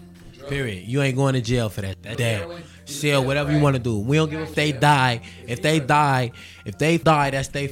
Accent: Gary, Indiana, United States; born there; I was born in Indiana.

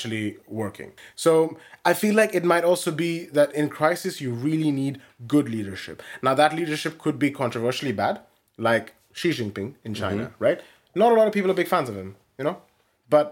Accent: India; I'm from India

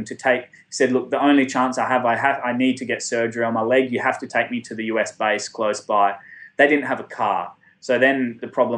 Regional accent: Australia; I'm from Australia.

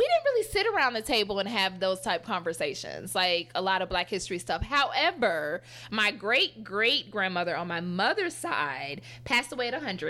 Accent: Atlanta, Georgia, United States; also born or lived in Gwinnett County, Georgia / Stone Mountain, Georgia; a lot of people obviously know that I'm from Atlanta. Mm. I am not a Grady baby. Put that out there. I was born at Northside Hospital. And I grew up until the fourth grade in Gwinnett, so more on the Caucasian side of town

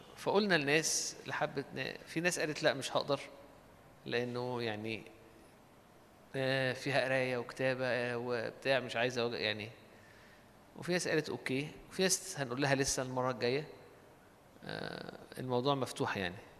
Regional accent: Alexandria, Alexandria Governorate, Egypt; احنا عندنا في اسكندرية

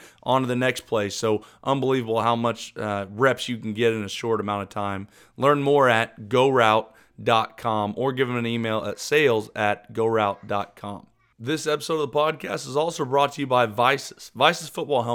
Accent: Oklahoma, United States; I'm from Oklahoma

